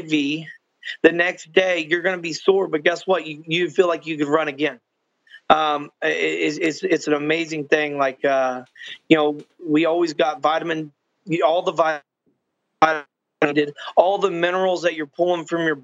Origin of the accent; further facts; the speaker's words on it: Texas, United States; I'm from Texas. I'm in Texas right now.